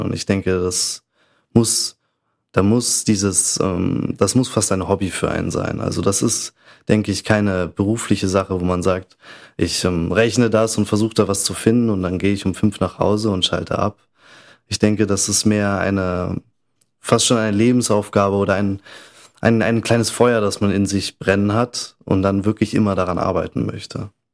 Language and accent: German; Bavaria, Germany; moved away as an adult; also born or lived in Munich / Salzburg area (German side) / Innsbruck; now in Vienna, Austria; ich komme aus Bayern, bin auch in München geboren